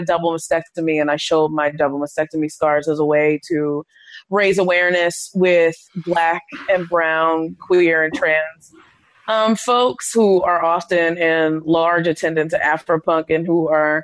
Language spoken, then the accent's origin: English; the suburbs of Maryland, United States; I'm from Maryland. I'm from the suburbs of Maryland, and everything we did was kind of in Baltimore.